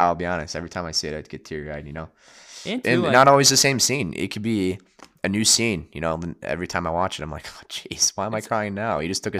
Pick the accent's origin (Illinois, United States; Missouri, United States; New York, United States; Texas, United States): Illinois, United States; Chicago; I'm from Chicago. What do we know?